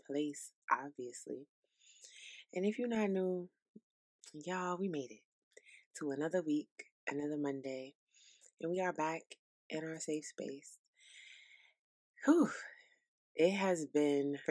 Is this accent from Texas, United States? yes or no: no; New York City, New York, United States; now in South Carolina, United States; I'm from New York City. Brooklyn, New York, to be specific